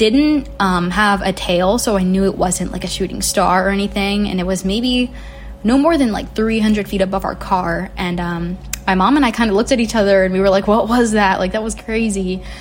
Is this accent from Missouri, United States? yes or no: no; Virginia Beach, Virginia, United States; my hometown